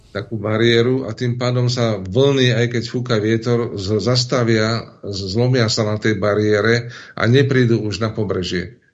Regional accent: Turčianske Teplice, Žilina Region, Slovakia; u nás v Turčanských tepliciach

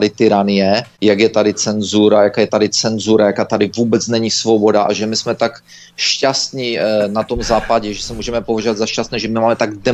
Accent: Belarus; že jsem ti řekla, že jsem z Běloruska

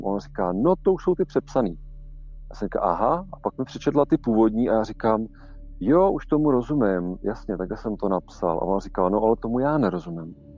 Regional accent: Czechia; ale my tady máme prostě domácí prostředí a máme naší mentalitu

